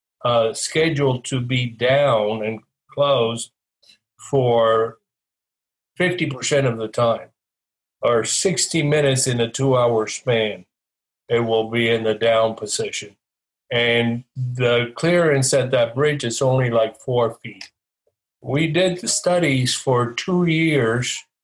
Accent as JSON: {"language": "English", "town": "West Palm Beach", "region": "Florida", "country": "United States", "tie": "born or raised there", "said": "I grew up in West Palm Beach"}